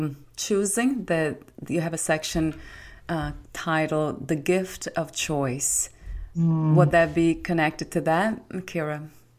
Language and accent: English; Brazil; moved away; I was born in Brazil.